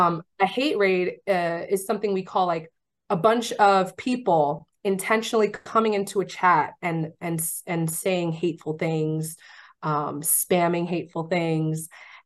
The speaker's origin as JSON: {"language": "English", "region": "New York", "country": "United States", "said": "I'm from New York. Don't play with me."}